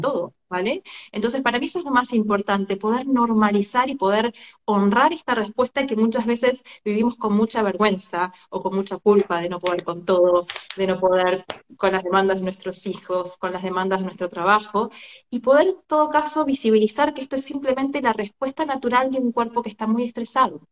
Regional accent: Argentina; moved away as an adult; now in Barcelona, Spain; soy de argentina, vivo hace unos siete meses aquí en Barcelona, España.

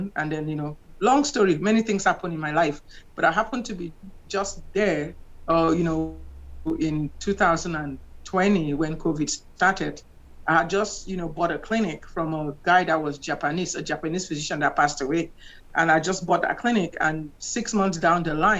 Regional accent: Cameroon; moved away as an adult; also born or lived in Nigeria / New York / Alexandria, Louisiana; now in United States; I'm from Cameroon.

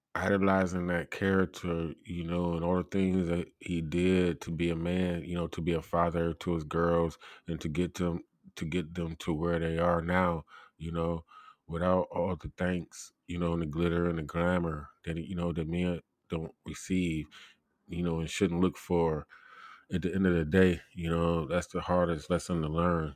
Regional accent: United States; I'm an American

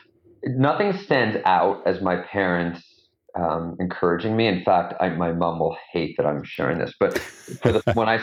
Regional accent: a suburb of Toronto, Ontario, Canada; I grew up in, a suburb of Toronto, Canada

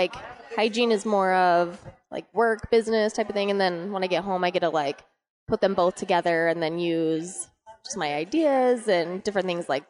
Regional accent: Arizona, United States; I was born and raised in Arizona

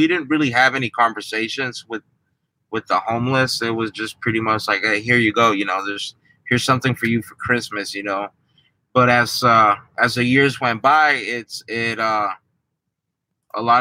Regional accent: San Francisco, California, United States; also born or lived in Mexico; I was born in Mexico, but I don't have any memories of Mexico. So I pretty much grew up in San Francisco.

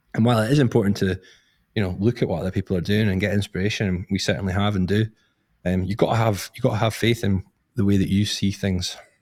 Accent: Scotland, United Kingdom; I'm from Scotland

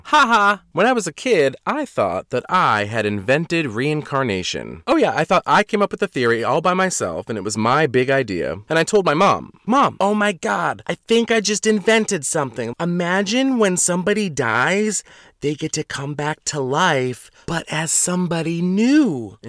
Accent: Boston, Massachusetts, United States; When people find out I'm originally from the Boston area, they always say, "Why don't you have one of those accents?"

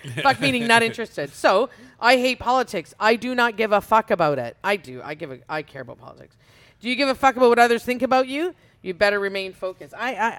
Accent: Winnipeg, Manitoba, Canada; moved away; I was born in Winnipeg and thought I might move back just to cool off.

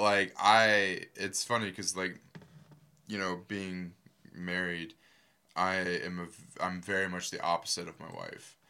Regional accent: Earlton, Florida, United States; also born or lived in Gainesville, Florida; we didn't live in Gainesville. We lived, uh, we actually lived in this little, like, offshoot town called Earlton

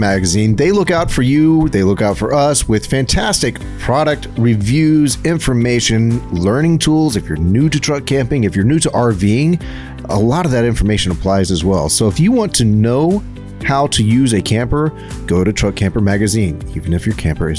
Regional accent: Texas, United States; as Texans

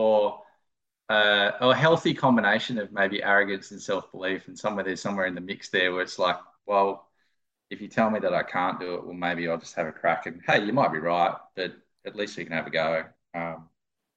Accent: Lismore, New South Wales, Australia; I grew up in Lismore

